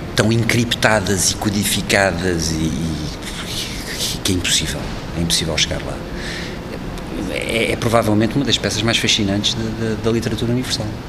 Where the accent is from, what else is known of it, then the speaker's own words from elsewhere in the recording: Portugal; Sou português, faço parte da Europa